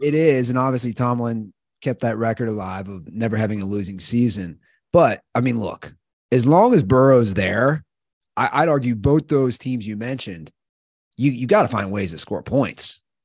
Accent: Cincinnati, Ohio, United States; growing up in Cincinnati

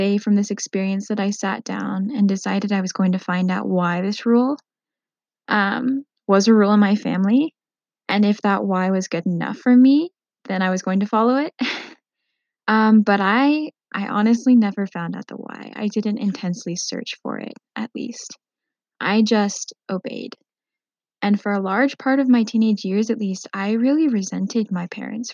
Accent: Minnesota, United States; I grew up in Minnesota for most of my teenage and young adult years before I went to college.

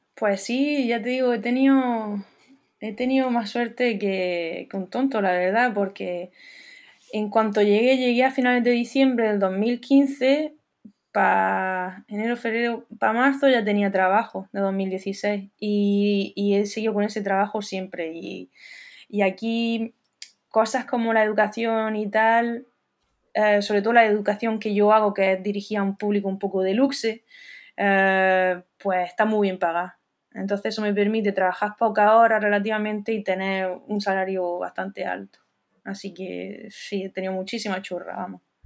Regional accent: Almería, Andalusia, Spain; moved away as an adult; also born or lived in Dublin, Ireland; now in Paris, France; soy almeriense, de pura cepa, de la cañada de San Urbano.

